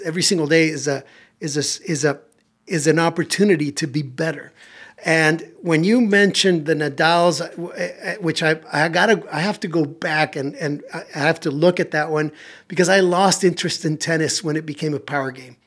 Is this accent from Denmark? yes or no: no; Tijuana, Baja California, Mexico; also born or lived in San Diego; I grew up in Tijuana